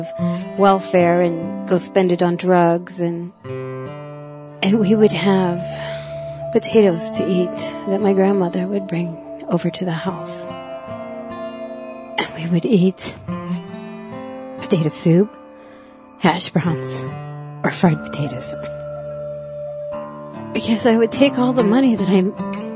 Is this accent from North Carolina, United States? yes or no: no; Milesville, South Dakota, United States; also born or lived in Eagle Butte, South Dakota; I was born in Eagle Butte on the reservation. I am from the Cheyenne River Sioux tribe. My mother was a full-blooded Sioux. My father, a white man. I was raised in a little place in the country, 4 miles north of Milesville